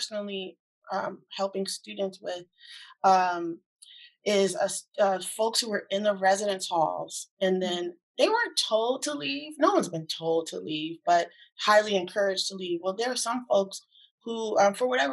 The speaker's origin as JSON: {"language": "English", "region": "East Coast", "country": "United States", "also_born_or_lived": "California", "moved": "as an adult", "said": "I'm from the East Coast originally."}